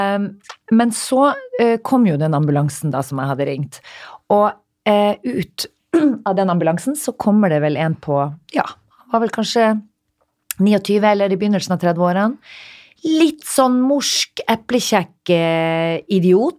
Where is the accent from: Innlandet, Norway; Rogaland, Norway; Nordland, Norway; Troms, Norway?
Nordland, Norway; Narvik; moved away; also born or lived in Stockholm, Sweden / Oslo, Norway